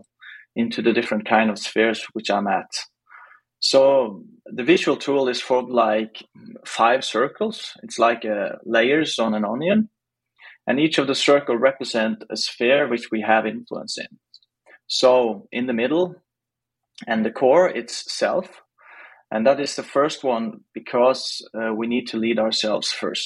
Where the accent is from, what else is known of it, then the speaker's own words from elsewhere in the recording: Stavanger, Rogaland, Norway; I'm from Stavanger in Norway, eller Norge in Norwegian